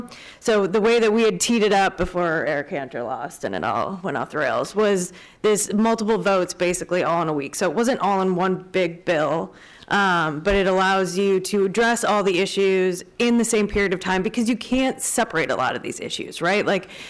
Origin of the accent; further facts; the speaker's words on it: Wisconsin, United States; Like I said, I'm from Wisconsin.